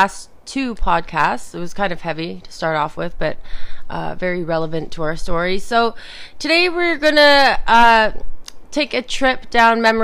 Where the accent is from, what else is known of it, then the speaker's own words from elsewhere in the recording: Toronto, Ontario, Canada; growing up in Toronto